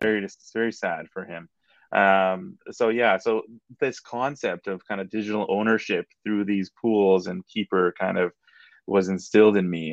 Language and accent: English; Edmonton, Alberta, Canada; a, guy I grew up with back in Edmonton